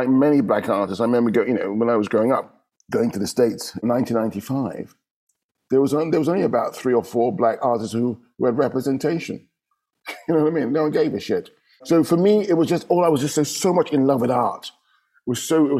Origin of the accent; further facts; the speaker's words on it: London, United Kingdom; moved away as an adult; now in Amsterdam, Netherlands; we're growing up in London, your world is London